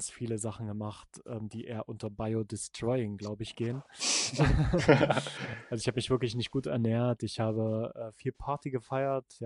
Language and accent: German; East Germany, Germany; ich komme aus dem Osten, ne, da ist so die Techno-Szene auch recht groß